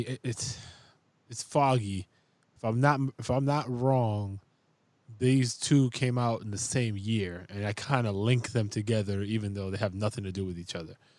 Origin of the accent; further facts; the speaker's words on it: New York City, New York, United States; I grew up in the Bronx